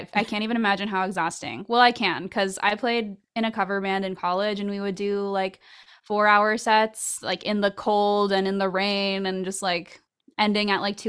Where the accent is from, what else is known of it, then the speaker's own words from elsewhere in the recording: Orlando, Florida, United States; But yeah, growing up in Orlando, the music scene there, I feel like it was a small but very dedicated pool.